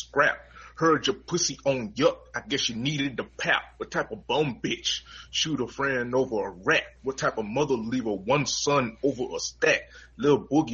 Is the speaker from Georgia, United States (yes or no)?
yes; Montezuma, Georgia, United States; now in Atlanta, United States; my hometown is literally 30 minutes, well, really 25 minutes away. And it's called Montezuma, Georgia